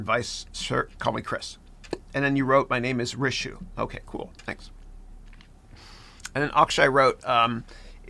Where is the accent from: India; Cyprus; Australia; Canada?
Canada; now in United States; I grew up in Canada